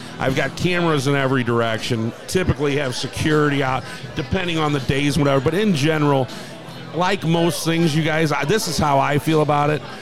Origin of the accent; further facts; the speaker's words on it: St. Louis, Missouri, United States; I'm a St. Louis boy, born and raised, and I'm proud to own a bar right in the heart of this city